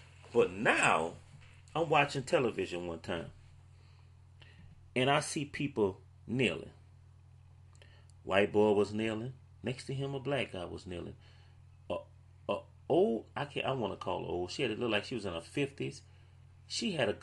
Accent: New Orleans, Louisiana, United States; I'm from New Orleans

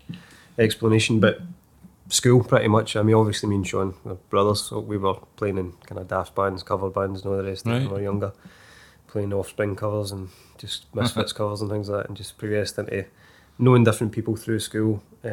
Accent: Irvine, Scotland, United Kingdom; We're from Irvine in Ayrshire

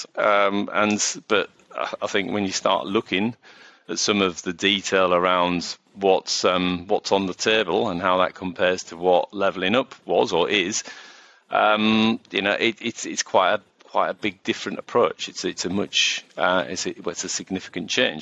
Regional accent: Middlesbrough, North East England, United Kingdom; I'm from Middlesbrough

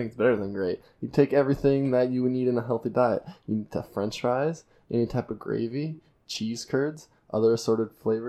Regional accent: United States; I'm American.

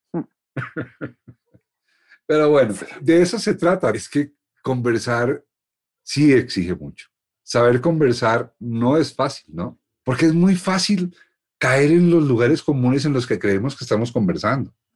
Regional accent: Colombia; Así somos los colombianos

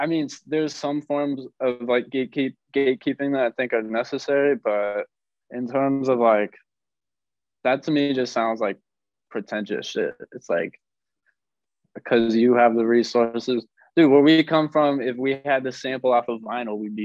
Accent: Washington, United States; I come from Washington State

